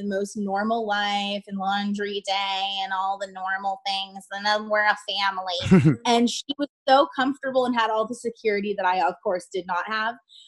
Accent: Honolulu, Hawaii, United States; I was raised in Honolulu, Hawaii.

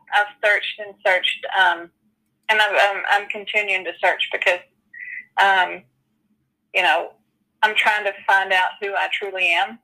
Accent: Spain; born there; I don't know much about myself other than I was born in Spain.

